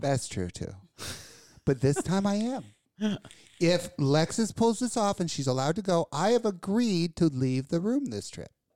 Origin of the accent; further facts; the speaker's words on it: Kentucky, United States; from places back in the backwoods in Kentucky with clean air